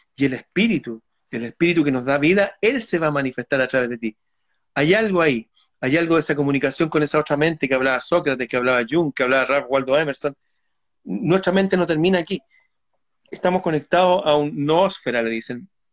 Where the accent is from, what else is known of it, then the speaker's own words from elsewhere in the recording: Chile; sí, soy chileno